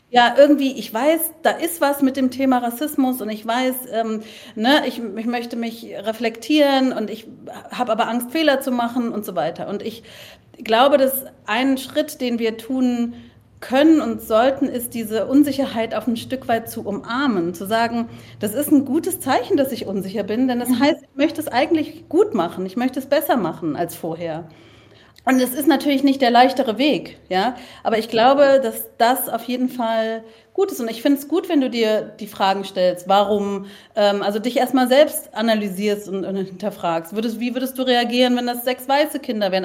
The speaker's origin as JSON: {"language": "German", "region": "Berlin", "country": "Germany", "also_born_or_lived": "Leipzig", "said": "Ich bin Kreuzbergerin."}